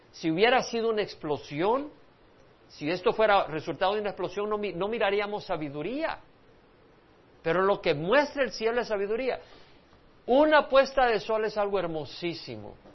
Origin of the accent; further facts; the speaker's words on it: El Salvador; now in United States; porque cuando yo crecí en El Salvador, se me hacía pensar que si tú no creías en creación